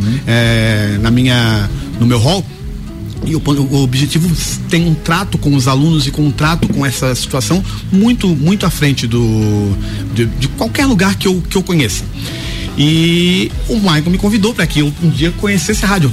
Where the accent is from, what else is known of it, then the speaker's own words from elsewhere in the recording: Santa Catarina, Brazil; also born or lived in Lages; now in Florianópolis, Brazil; da nossa, da nossa região, do, de Santa Catarina